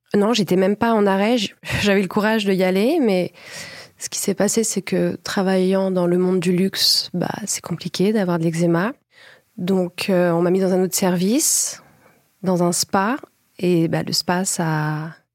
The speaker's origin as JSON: {"language": "French", "town": "Paris", "region": "Île-de-France", "country": "France", "said": "je suis originaire de Paris"}